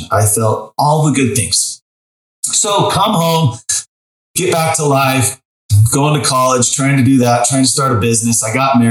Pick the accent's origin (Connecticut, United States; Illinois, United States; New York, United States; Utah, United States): Utah, United States; Sandy; I grew up in Sandy, Utah, near the mountains.